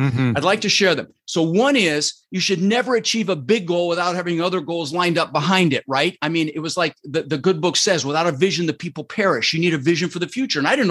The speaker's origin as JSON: {"language": "English", "town": "Denver", "region": "Colorado", "country": "United States", "tie": "born or raised there", "also_born_or_lived": "Netherlands", "moved": "as an adult", "lives_now": "Sarasota, United States", "said": "I grew up in Denver"}